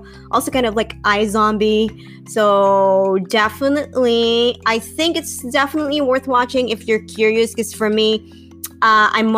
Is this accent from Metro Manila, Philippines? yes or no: no; Bacolod, Negros Occidental, Philippines; moved away; also born or lived in Manila; I grew up in Bacolod